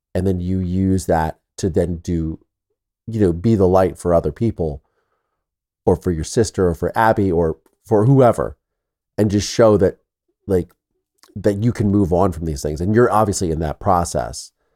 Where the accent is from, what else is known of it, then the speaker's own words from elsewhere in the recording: Midwest, United States; I'm from the Midwest